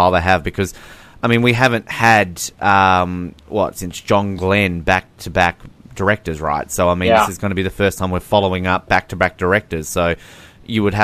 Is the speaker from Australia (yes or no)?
yes; Australia; I'm Australian